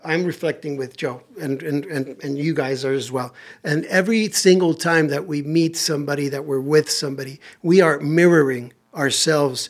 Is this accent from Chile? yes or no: no; Tijuana, Baja California, Mexico; also born or lived in San Diego; I grew up in Tijuana